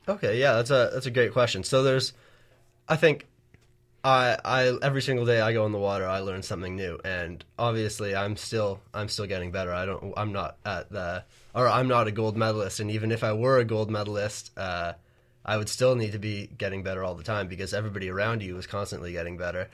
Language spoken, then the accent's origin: English; Bronte, Ontario, Canada; I'm from Bronte, Ontario